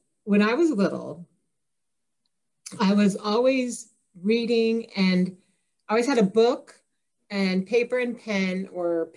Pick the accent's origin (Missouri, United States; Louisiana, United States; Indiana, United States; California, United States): Indiana, United States; Kokomo; I was born and raised in Kokomo, Indiana, which is about 45 minutes north of Indianapolis